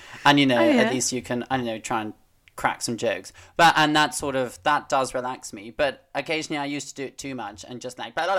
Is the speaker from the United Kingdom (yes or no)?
yes; United Kingdom; But we're so British in our, like, oh no, don't want to offend.